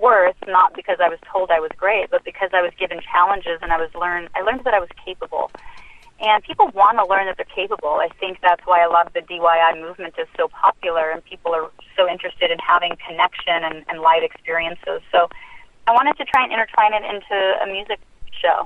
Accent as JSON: {"language": "English", "town": "Anchorage", "region": "Alaska", "country": "United States", "tie": "born or raised there", "also_born_or_lived": "Utah", "moved": "yes", "said": "I grew up in Anchorage for a while where we lived in the projects"}